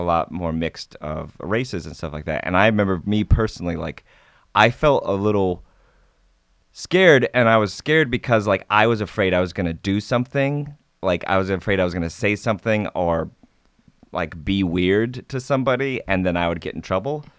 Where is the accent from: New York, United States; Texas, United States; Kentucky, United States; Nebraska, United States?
Nebraska, United States; moved away as an adult; also born or lived in Savannah, Georgia; I, um, grew up in Nebraska